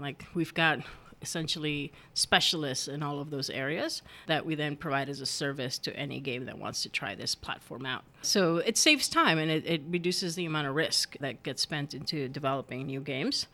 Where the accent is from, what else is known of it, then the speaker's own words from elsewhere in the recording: United States; English is a second language; growing up in the U S and not having learned English until after I'd been in school for a while